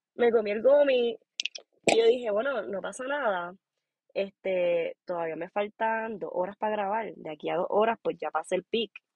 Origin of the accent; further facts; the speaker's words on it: Puerto Rico; moved away as an adult; now in Aspen, United States; Soy boricua de Puerto Rico. este, o sea, nací y criada en Puerto Rico